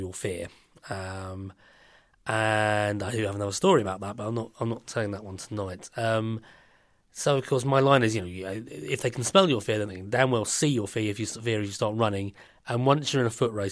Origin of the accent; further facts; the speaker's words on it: London, United Kingdom; being a Londoner